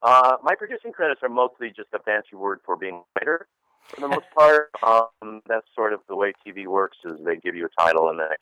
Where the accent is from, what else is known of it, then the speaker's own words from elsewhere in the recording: Ohio, United States; also born or lived in Chicago; I grew up in the Midwest. I grew up in Ohio. I grew up in Chicago, so I definitely have kind of a Midwest politeness